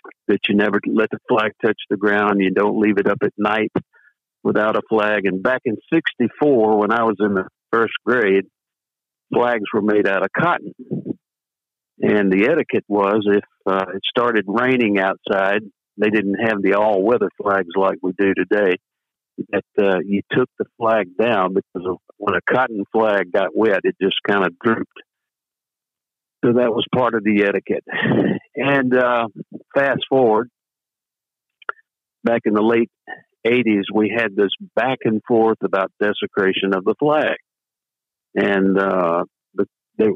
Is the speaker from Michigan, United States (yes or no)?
no; Bay Springs, Mississippi, United States; I'm a lifelong resident of Mississippi. I was born down in Bay Springs, Mississippi.